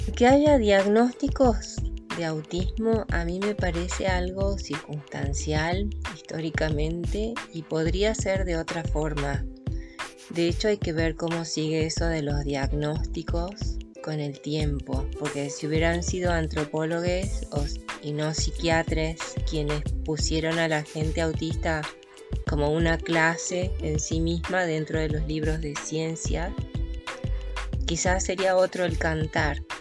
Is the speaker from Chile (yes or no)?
no; Córdoba, Argentina; soy cordobesa